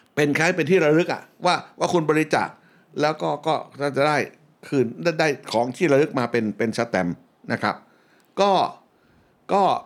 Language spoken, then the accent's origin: Thai; Bangkok, Thailand; born or raised there